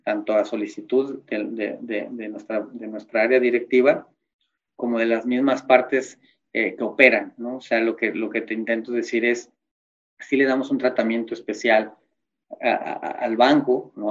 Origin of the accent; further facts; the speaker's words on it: Mexico; como mexicano